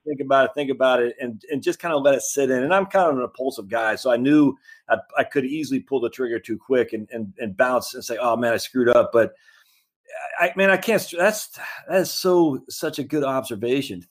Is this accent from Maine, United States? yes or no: yes; Maine, United States; moved away; I'm from Maine originally